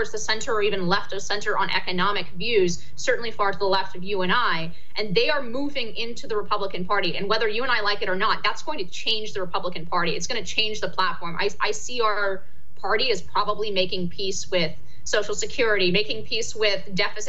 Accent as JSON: {"language": "English", "region": "California", "country": "United States", "moved": "yes", "said": "I'm originally from California"}